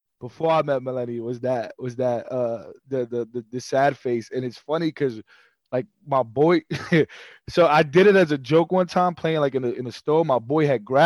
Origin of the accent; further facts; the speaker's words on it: New York City, New York, United States; also born or lived in Queens, New York / New Jersey; I'm from Brooklyn and Queens